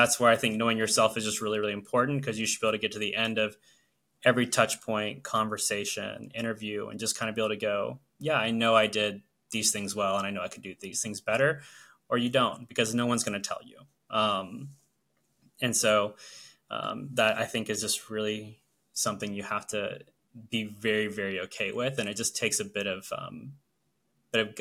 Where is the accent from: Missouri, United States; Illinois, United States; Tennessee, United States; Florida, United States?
Florida, United States; Orlando; moved away as an adult; now in New Jersey, United States; are Florida residents, born and raised. We grew up in Orlando for our entirety of our lives.